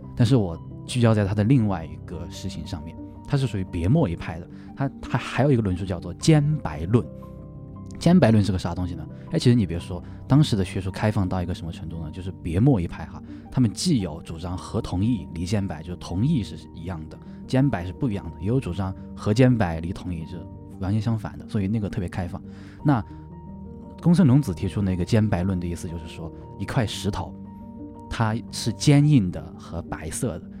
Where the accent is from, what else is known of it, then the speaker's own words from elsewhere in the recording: Luzhou, Sichuan, China; 虽然我不是古令人，我是泸州老，就是相当于老城区，城区的人